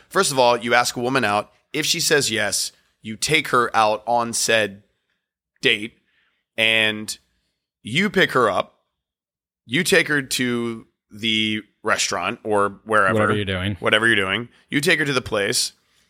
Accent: Virginia, United States; moved away as an adult; also born or lived in North Carolina; now in New York, United States; I was born and raised in Virginia, and he was born and raised in North Carolina. I went to school in North Carolina.

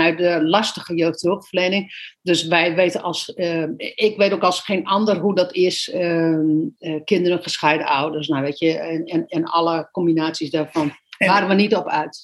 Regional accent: Netherlands; moved away as an adult; wij uit Nederland zijn gegaan en op reis zijn gegaan.

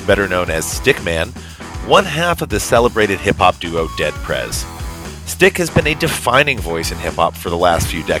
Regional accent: Chattanooga, Tennessee, United States; now in Brooklyn, United States; I went to high school in Chattanooga, Tennessee

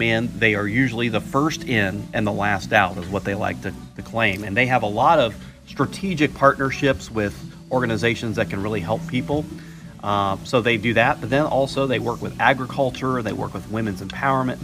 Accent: Florida, United States; now in Myrtle Beach, United States; I grew up in Florida

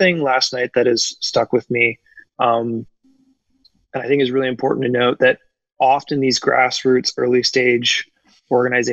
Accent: Sault Ste. Marie, Ontario, Canada; Sault Ste. Marie, which is my hometown

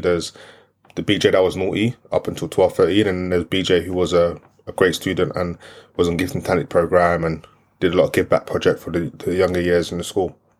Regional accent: London, United Kingdom; first language French; English is a second language; I grew up in East London, Brick Lane, Aldgate

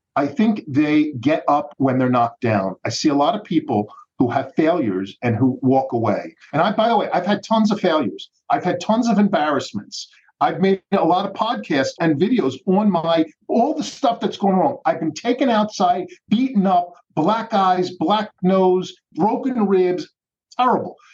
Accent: Philadelphia, Pennsylvania, United States; I grew up in the Philadelphia school system

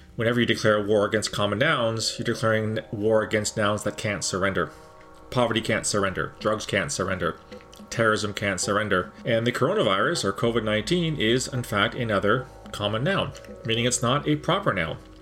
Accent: Canada; as a Canadian

